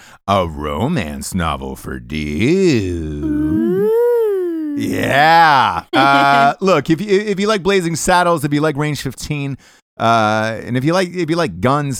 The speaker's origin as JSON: {"language": "English", "town": "Peoria", "region": "Illinois", "country": "United States", "tie": "born or raised there", "said": "I was born in Peoria, Illinois, actually."}